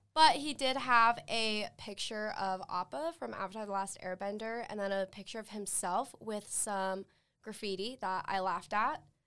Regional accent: Saratoga Springs, Utah, United States; I'm from Saratoga Springs, which is just up north in Utah County.

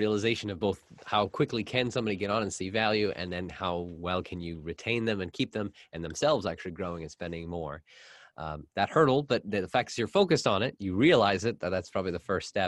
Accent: Canada; I'm actually Canadian

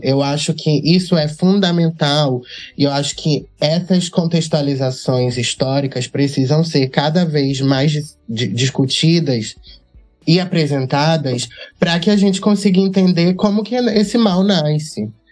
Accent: Catu, Bahia, Brazil; Eu, eu sou de Catu, que é uma cidade no, na região metropolitana de Salvador

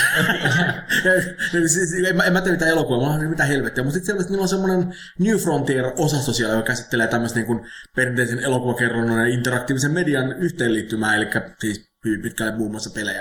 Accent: Finland; mä oon Suomesta.

